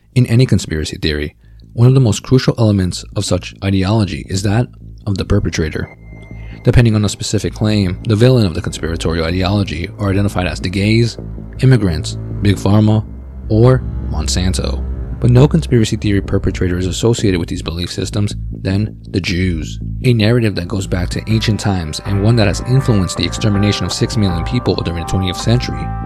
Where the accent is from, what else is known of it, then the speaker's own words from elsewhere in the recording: New Jersey, United States; I am from New Jersey